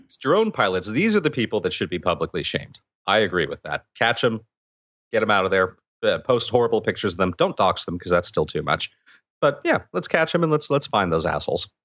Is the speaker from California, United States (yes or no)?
yes; California, United States